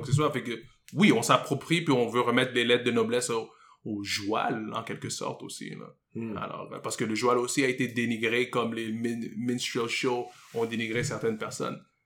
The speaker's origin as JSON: {"language": "French", "town": "Montreal", "region": "Quebec", "country": "Canada", "tie": "born or raised there", "said": "j'ai grandi à Côte-des-Neiges, la section francophone de, Côte-des-Neiges"}